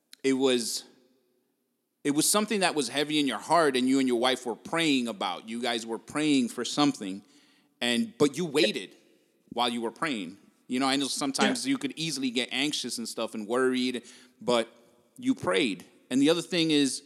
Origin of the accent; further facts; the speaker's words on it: Jersey City, New Jersey, United States; moved away as an adult; now in Vineland, United States; I raised in Jersey City, then lived all over Hudson County